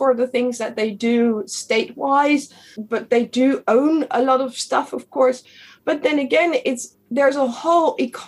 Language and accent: English; The Hague, South Holland, Netherlands; I'm from The Hague